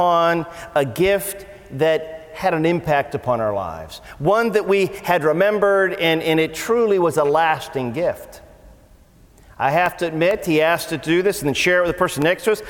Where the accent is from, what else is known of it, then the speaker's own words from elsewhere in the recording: Canton, Ohio, United States; I grew up in Canton, Ohio